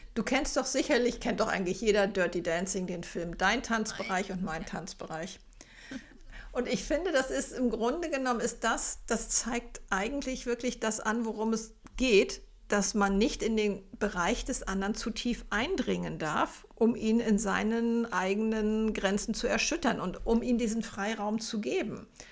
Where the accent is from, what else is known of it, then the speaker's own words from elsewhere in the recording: Zonenrandgebiet, Germany; moved away; Ich komme ja aus dem Zonenrandgebiet